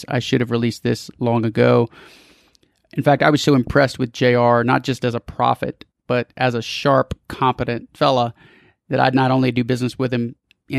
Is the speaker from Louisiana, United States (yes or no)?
yes; New Orleans, Louisiana, United States; I was born in New Orleans